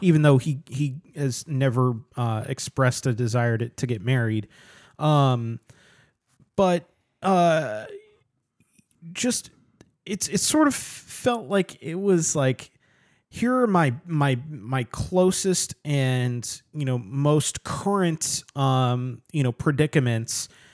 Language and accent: English; United States; I'm an American